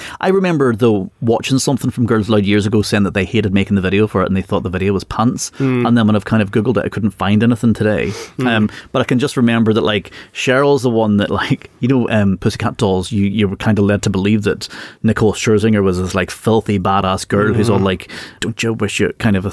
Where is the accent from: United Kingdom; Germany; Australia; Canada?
United Kingdom; Northern Ireland; being Northern Irish